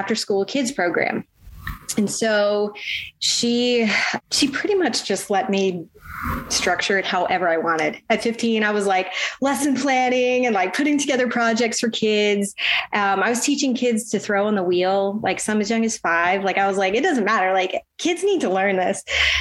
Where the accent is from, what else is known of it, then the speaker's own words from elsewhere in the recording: Ocean Springs, Mississippi, United States; also born or lived in Jackson, Mississippi; I grew up on the Mississippi Gulf Coast, specifically in Ocean Springs